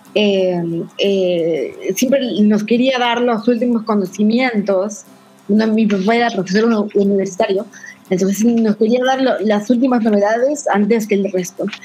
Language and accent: Spanish; Tacna, Peru; yo soy de Tacna, Perú. Eh, mi ciudad es frontera con Chile.